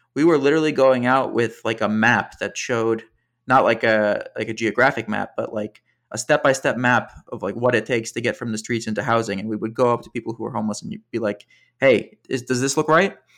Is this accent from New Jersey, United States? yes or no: yes; just outside Princeton, suburban New Jersey, United States; moved away as an adult; now in New York City, United States; I grew up in suburban New Jersey, just outside Princeton.